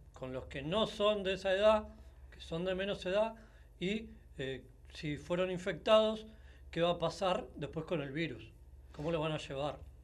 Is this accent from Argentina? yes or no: yes; Argentina; somos Argentina